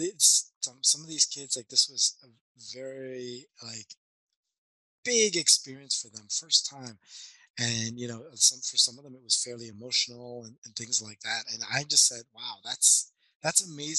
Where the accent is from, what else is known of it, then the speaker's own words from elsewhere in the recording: Montreal, Quebec, Canada; now in Sunnyvale, United States; I was born and raised back in Montreal.